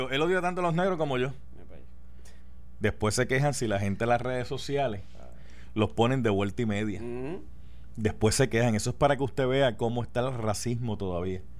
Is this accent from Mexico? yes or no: no; Puerto Rico; oh, María, yo soy boricua para que tú lo sepas